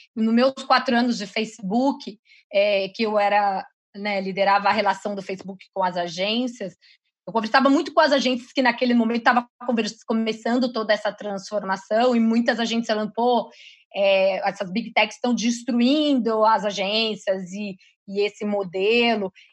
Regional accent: interior of São Paulo, Brazil; moved away; eu sou do interior de São Paulo, então essa área né, é de uma cidade pequena

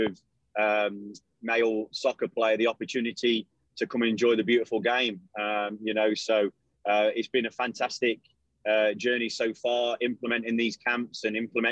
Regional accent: London, United Kingdom; now in Knoxville, United States; I'm from London, England

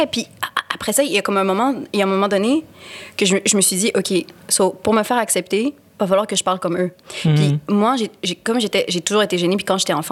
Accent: Quebec, Canada; accent: Quebec; ben de Québécois, je veux dire, je suis québécoise, mais je veux dire de de quoi blanc, de fouf.

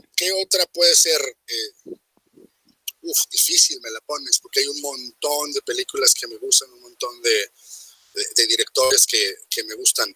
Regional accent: Mexico; todos somos mexicanos

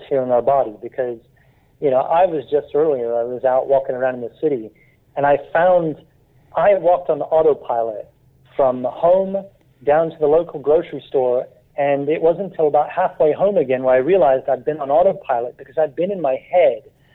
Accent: United States; moved away as an adult; now in London, United Kingdom; I grew up in the United States, but I've lived here for the last 27 years

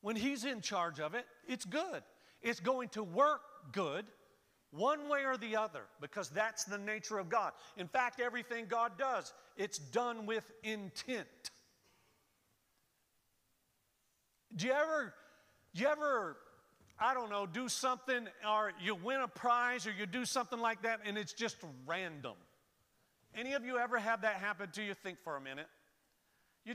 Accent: Florida, United States; I'm born and raised in Florida.

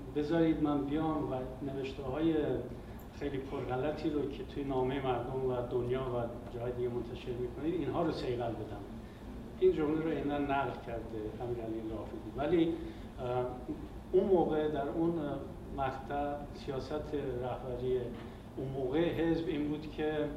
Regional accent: Iran; moved away as an adult; also born or lived in Soviet Union; همه ماهایی که از ایران اومدیم بیرون

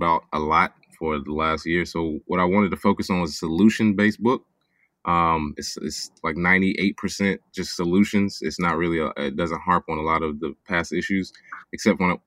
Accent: Charlotte, North Carolina, United States; my hometown of Charlotte, North Carolina

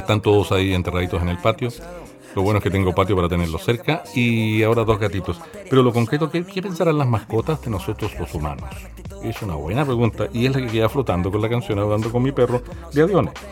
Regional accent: Valparaíso, Chile; now in Quilpué, Chile; Yo soy, porteño de Valparaíso, aunque vivo en Quilpue hace muchos años

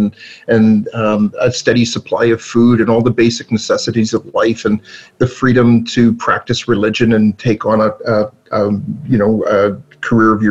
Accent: Toronto, Ontario, Canada; I was born in Toronto, and I was brought home, but I didn't know I was a Canadian

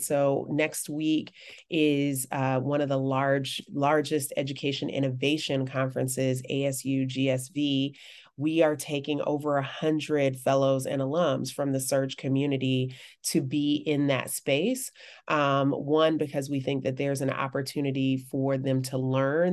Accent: Birmingham, Alabama, United States; growing up in Birmingham

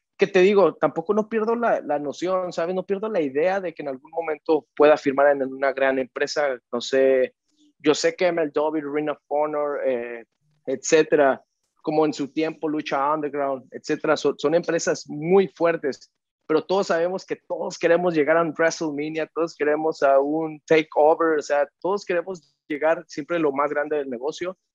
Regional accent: Mexico; yo crecí en México

